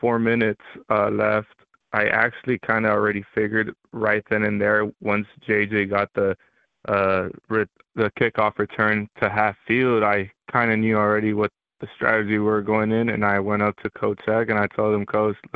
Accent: Los Angeles, California, United States; moved away as an adult; also born or lived in South Gate, California / Moreno Valley, California; now in Moscow, Idaho, United States; grew up living in South Central Los Angeles for about the age of 4 to 12

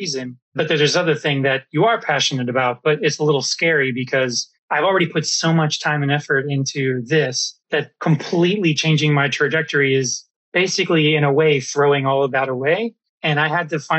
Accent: Orlando, Florida, United States; moved away; also born or lived in Seattle; I grew up in Orlando

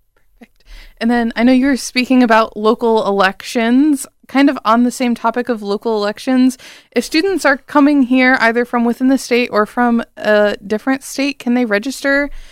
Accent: Bowling Green, Ohio, United States; moved away as an adult; now in East Lansing, United States; I'm from Bowling Green, Ohio personally, so out of state

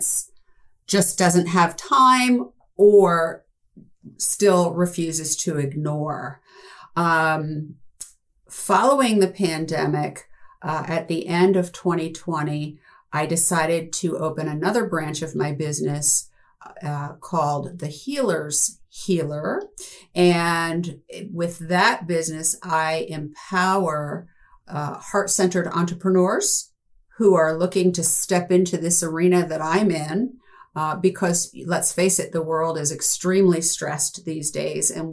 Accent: New Jersey, United States; also born or lived in San Diego; at the age of two, we moved from San Diego to New Jersey, and I grew up on a farm

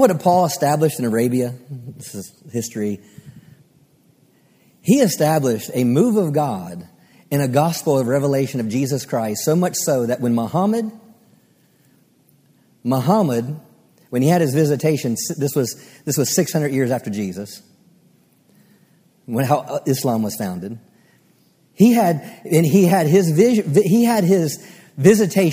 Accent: Maryland, United States; now in Texas, United States; I'm from Maryland

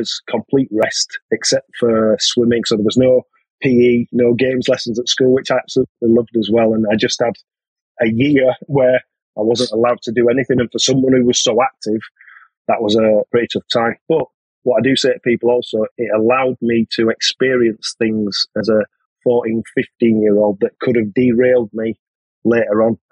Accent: Bradford, Yorkshire and the Humber, United Kingdom; I'm from Bradford originally, so I ended up playing for Bradford City Boys.

